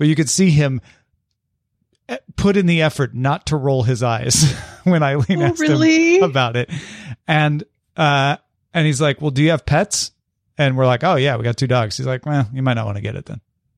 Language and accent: English; Midwest, United States; Molly, we grew up in the Midwest.